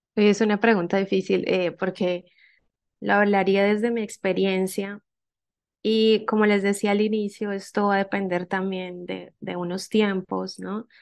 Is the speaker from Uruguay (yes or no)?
no; Colombia; also born or lived in Mexico; yo soy colombiana, pero hice el doctorado en México